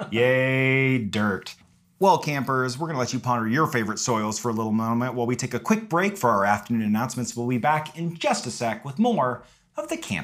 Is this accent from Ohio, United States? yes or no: no; California, United States; I grew up in California, and that's like where my family's from.